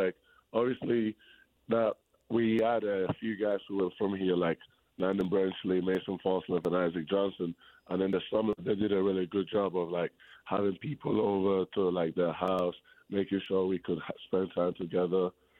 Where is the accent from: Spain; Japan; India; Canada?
Spain; English is a second language; So I was born in Spain, right? And in Spain, basketball is a little bit, it's more bigger than in England, how big it is in England. So when I was growing up, when I was a kid